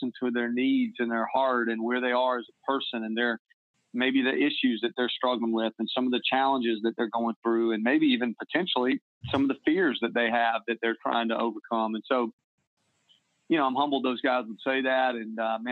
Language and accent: English; the South, United States; moved away as an adult; also born or lived in South Carolina / Massachusetts / Kansas City; growing up in the South